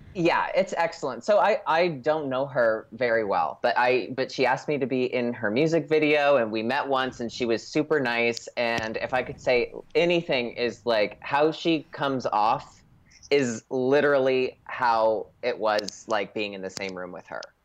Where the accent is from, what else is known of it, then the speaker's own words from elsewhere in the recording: Scranton, Pennsylvania, United States; now in Los Angeles, United States; I literally was born at Mercy Hospital in Scranton